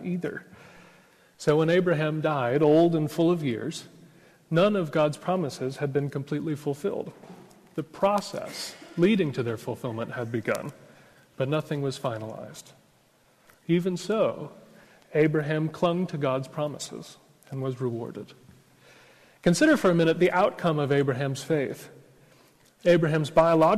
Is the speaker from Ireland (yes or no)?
no; United States; accent: American; now in Oxford, United Kingdom; I'm an American